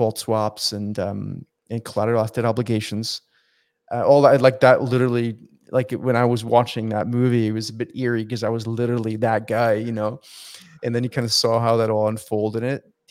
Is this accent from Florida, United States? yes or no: yes; West Palm Beach, Florida, United States; also born or lived in Switzerland; I was born here in Switzerland and grew up in West Palm Beach in Florida